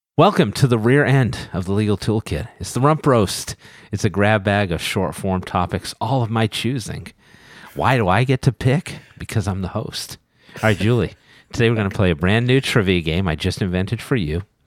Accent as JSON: {"language": "English", "region": "New England", "country": "United States", "said": "I'm from New England"}